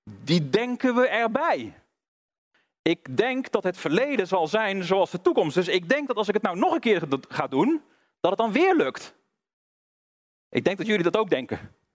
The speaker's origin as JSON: {"language": "Dutch", "region": "North Brabant", "country": "Netherlands", "said": "Ik kom uit Brabant, dus ik, ik hou het even bij gewoon biljart."}